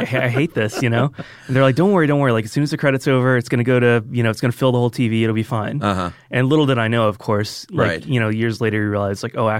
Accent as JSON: {"language": "English", "town": "Roswell", "region": "Georgia", "country": "United States", "tie": "born or raised there", "also_born_or_lived": "Marietta, Georgia", "said": "I, you know, mostly grew up in Roswell."}